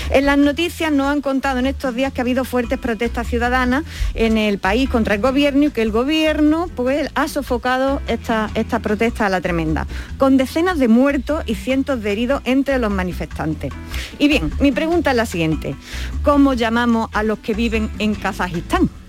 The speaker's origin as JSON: {"language": "Spanish", "town": "Alcaudete", "region": "Andalusia", "country": "Spain", "said": "Los de mi pueblo eh, y las de mi pueblo somos alcaudetense y alcaudetensa, ¿vale?"}